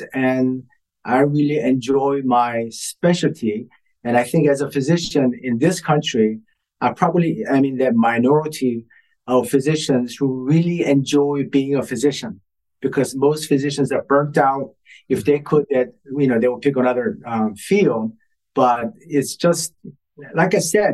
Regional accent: Ohio, United States; moved away as an adult; now in Boston, United States; I was raised in Ohio

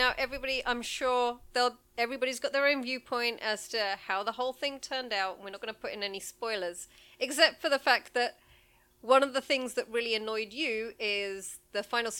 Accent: United Kingdom; as a Brit

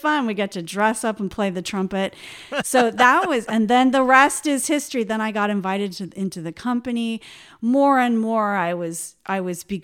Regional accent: Healdsburg, California, United States; accent: American; moved away as an adult; also born or lived in Brooklyn, New York; I grew up in Healdsburg, California

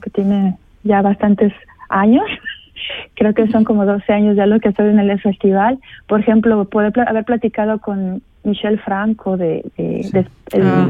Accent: Mexico; now in St. Gallen, Switzerland; yo como buena mexicana

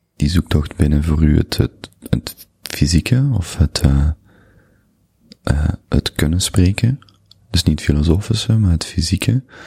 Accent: Limburg, Flanders, Belgium; moved away as an adult; also born or lived in Antwerp; Ik ben Limburger

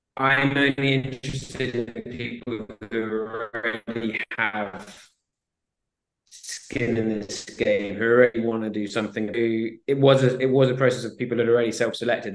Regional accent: Swansea, Wales, United Kingdom; I grew up in Swansea, South Wales

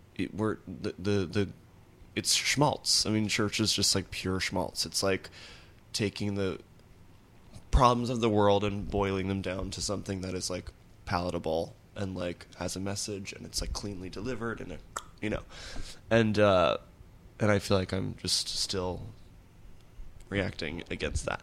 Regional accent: Nashville, Tennessee, United States; I grew up in Nashville

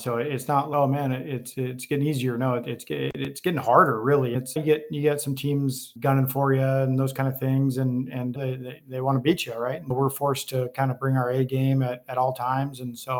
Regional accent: Gig Harbor, Washington, United States; moved away as an adult; also born or lived in Santa Barbara, United States; now in Arizona, United States; I grew up in Gig Harbor, but went to Tacoma Community College for 1 year, then played in Santa Barbara for a year

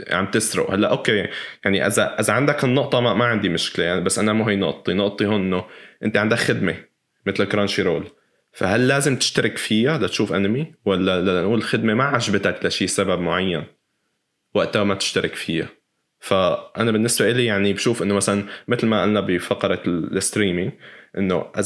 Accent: Syria; احنا من سوريا

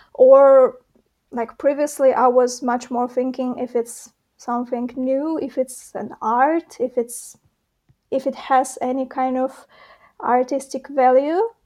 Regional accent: Belarus; moved away as an adult; now in Warsaw, Poland; originally I was born and raised in Belarus.

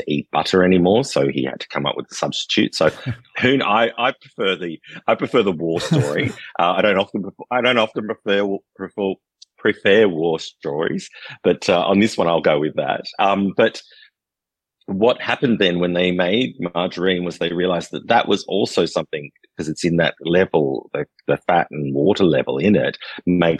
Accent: Australia; moved away as an adult; now in Poitou-Charentes, France; We, being Australian, when I was in Australia, I did food tours

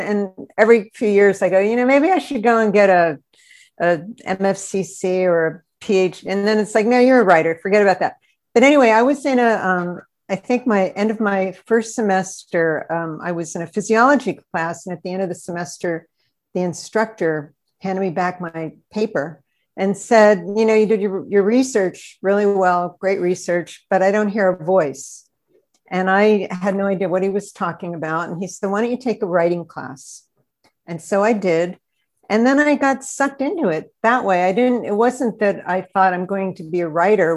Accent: Altoona, Pennsylvania, United States; moved away; I was brought up in Altoona, which is right in the center of the state

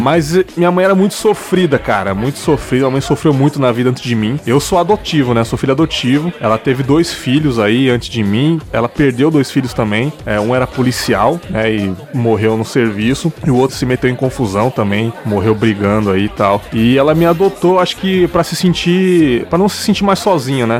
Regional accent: São Paulo, Brazil; now in Espírito Santo, Brazil; nasci em São Paulo capital

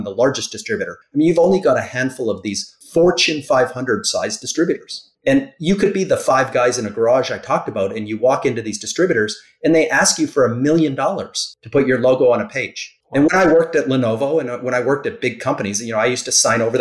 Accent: Canada; now in Florida, United States; I'm Canadian

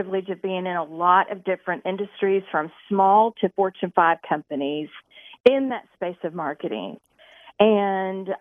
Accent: Indianapolis, Indiana, United States; I was raised in Indianapolis area

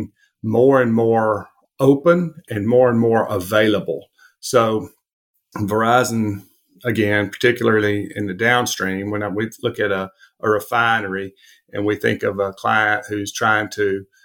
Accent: Alabama, United States; growing up in Alabama, it's hard not to be an Alabama fan.

